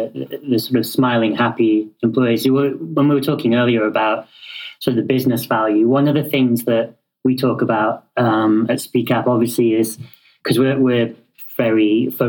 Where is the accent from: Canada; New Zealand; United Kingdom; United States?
United Kingdom; Yeah, well, obviously I'm British, so I can't do anything without saying please and thank you.